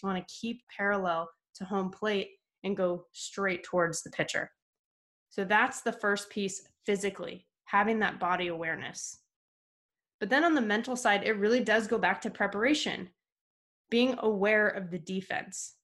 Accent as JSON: {"language": "English", "town": "Camarillo", "region": "California", "country": "United States", "said": "I was from Camarillo in Southern California"}